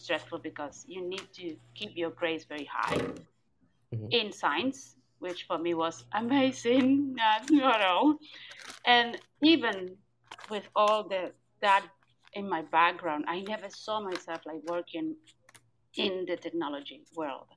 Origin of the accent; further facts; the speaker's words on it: Cuba; I'm joining from Cuba, my beautiful and surreal island.